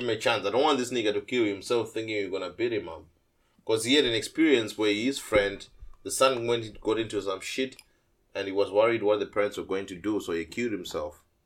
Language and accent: English; Zimbabwe; moved away as an adult; I'm from Zim, as you know, Zimbabwe.